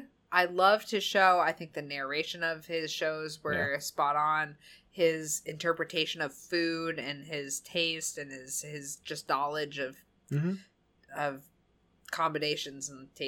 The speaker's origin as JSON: {"language": "English", "region": "New England", "country": "United States", "accent": "New England", "said": "That's my New England accent."}